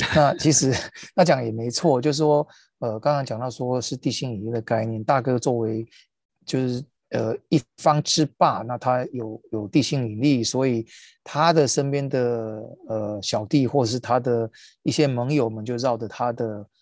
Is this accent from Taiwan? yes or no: yes; Taiwan; 我们身为，身为台湾人在台湾看这个新闻